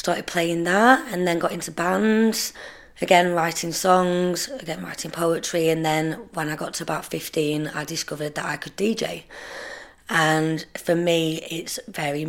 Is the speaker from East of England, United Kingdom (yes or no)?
no; Preston, North West England, United Kingdom; also born or lived in Surrey / Penwortham / Ashton-on-Ribble; I grew up in Preston. I was born in London, well, in Surrey. I moved to Preston at quite a young age.